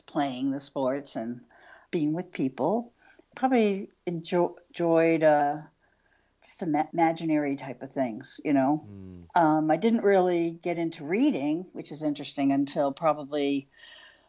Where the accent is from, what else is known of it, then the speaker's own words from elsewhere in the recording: West Chester, Pennsylvania, United States; I grew up in Westchester, Pennsylvania, which was outside of Philadelphia